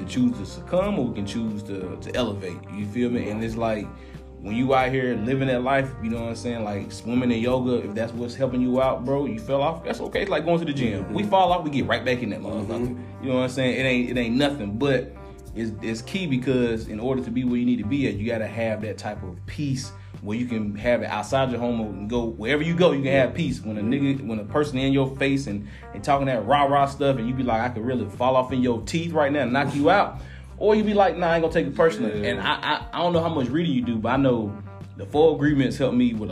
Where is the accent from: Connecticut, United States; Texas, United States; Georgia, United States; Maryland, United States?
Georgia, United States; Atlanta; I'm from Atlanta. We from here